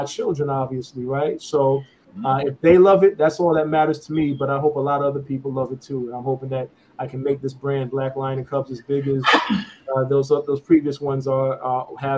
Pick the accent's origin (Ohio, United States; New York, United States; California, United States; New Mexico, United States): New York, United States; New York City; I'm from New York